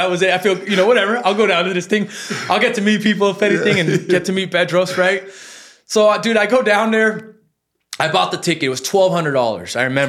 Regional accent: Los Angeles, California, United States; And born and raised in Hollywood

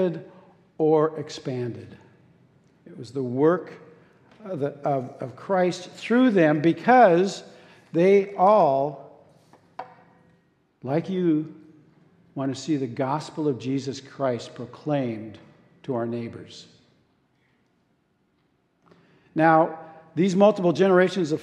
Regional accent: Seattle, Washington, United States; I grew up in Arbor Heights and my family attended this church as Hillcrest

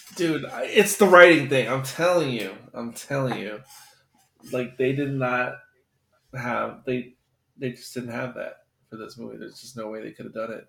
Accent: United States; as an American

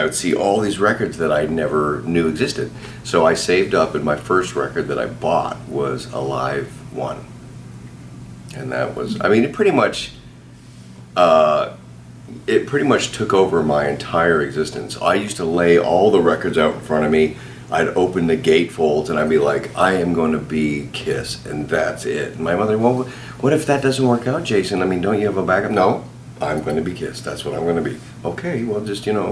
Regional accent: Canada; I grew up in Canada. I'm Canadian

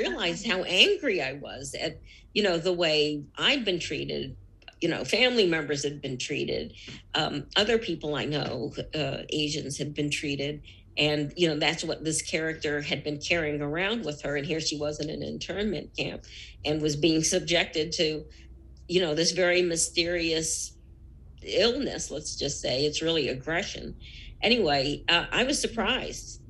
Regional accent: United States; second generation. Totally assimilated, right? We're as American as the next person. We're American citizens

